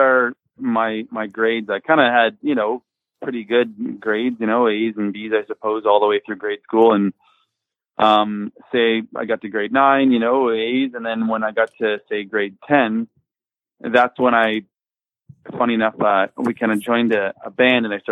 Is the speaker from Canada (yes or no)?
yes; Windsor, Ontario, Canada; We grew up in Windsor, I guess, like on an outskirts area. I suppose like a suburbs. Most of us grew up in an area called LaSalle